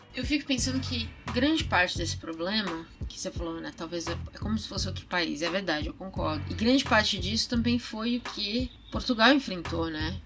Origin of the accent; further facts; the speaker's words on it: São Paulo, Brazil; minha própria educação como paulista